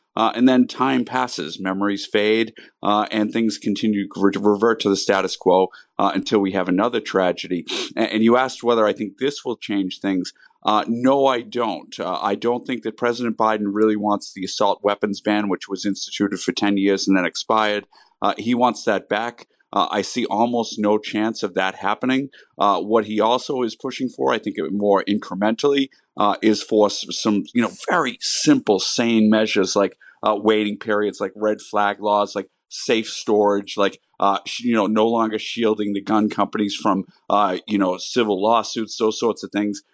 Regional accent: Massachusetts, United States; my home state of Massachusetts

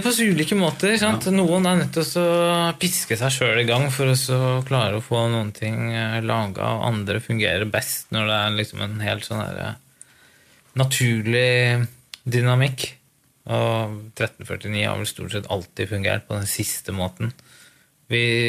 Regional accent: Lillehammer, Innlandet, Norway; Lillehammer er jo liksom stedet hvor jeg vokste opp. Eller si, jeg er fra Gudbrandsdalen, så jeg gikk på skole

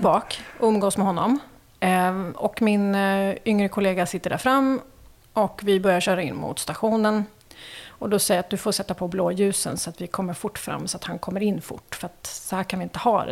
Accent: Märsta, Stockholm County, Sweden; also born or lived in Värmland / Helsingborg / Umeå; jag är född i eh, Värmland men eh, uppväxt i Märsta.

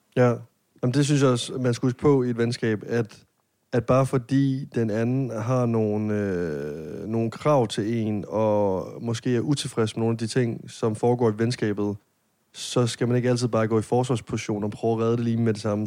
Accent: Denmark; hjemme i Jylland

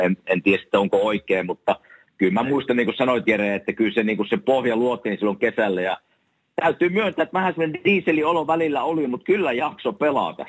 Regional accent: Savonia, Finland

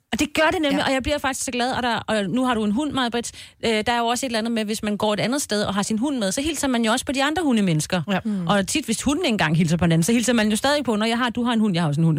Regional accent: Denmark; also born or lived in Copenhagen / Valby; now in Roskilde, Denmark; oprindeligt kommer jeg jo fra Jylland

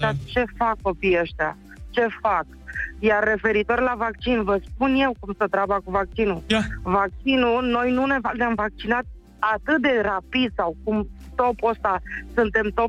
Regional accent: Câmpina, Prahova, Romania; din Câmpina.

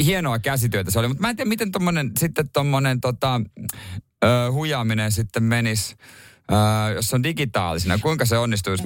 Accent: Seinäjoki, South Ostrobothnia, Finland; moved away; meillä Seinäjoella

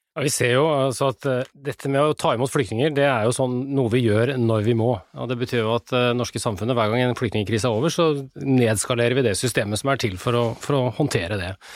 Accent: Norway; her hjemme i Norge

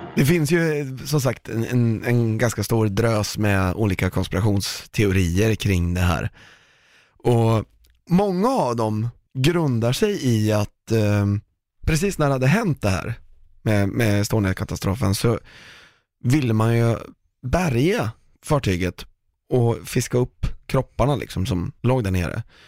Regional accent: Sweden; vi är ett ganska litet land

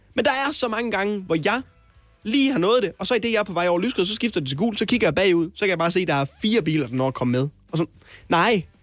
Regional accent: Hjørring, North Denmark Region, Denmark; now in Copenhagen, Denmark; Vendsyssels hovedstad er jeg fra. otteoghalvfems nul nul. Hjørring.

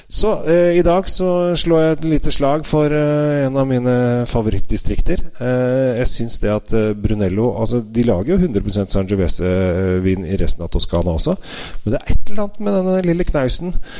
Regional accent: Norway; som sitter her hjemme i Norge

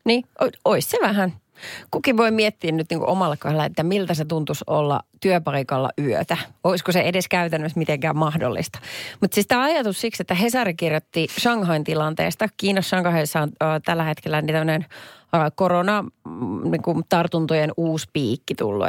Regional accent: Perniö, Southwest Finland, Finland; Mä oon kotoisin Varsinais-Suomen Perniöstä

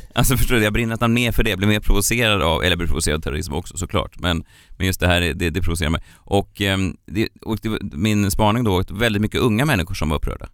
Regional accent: Stockholm, Stockholm County, Sweden; jag är född här

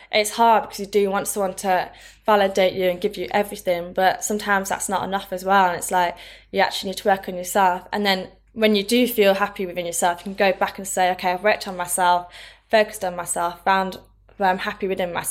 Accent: Thirsk, Yorkshire and the Humber, United Kingdom; now in London, United Kingdom; move away from Thirsk. I came from Thirsk. it's like a very small town, middle of nowhere and moved to London hmm.

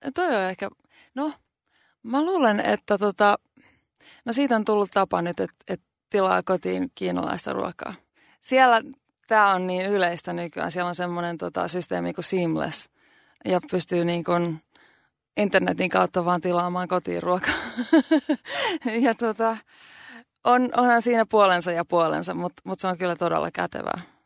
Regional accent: Finland; now in New York, United States; mä oon Suomesta

